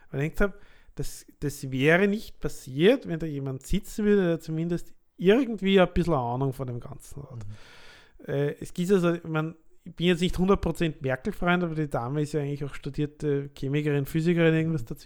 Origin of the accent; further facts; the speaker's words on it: Lower Austria, Austria; also born or lived in Vienna; Also ich bin geborener Niederösterreicher aus der Wachau. Habe dann elf Jahre in Wien gewohnt